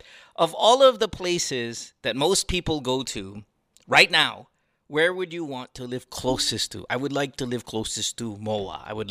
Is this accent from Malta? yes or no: no; Marilao, Central Luzon, Philippines; moved away; so I grew up in Marilao. Okay, that's actually where I live.